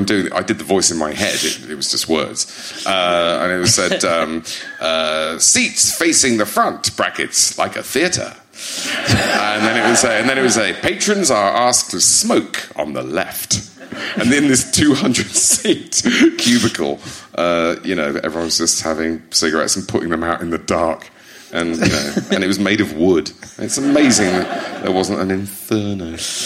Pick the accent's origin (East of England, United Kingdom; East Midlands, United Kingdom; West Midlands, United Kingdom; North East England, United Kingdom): East Midlands, United Kingdom; and you say to people, I'm from Lincolnshire, and they sort of blink politely